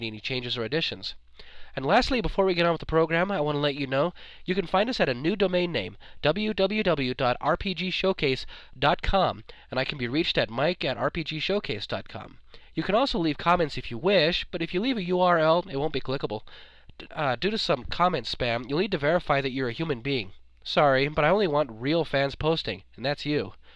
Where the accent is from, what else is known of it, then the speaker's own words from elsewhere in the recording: Wyoming, United States; I'm from Wyoming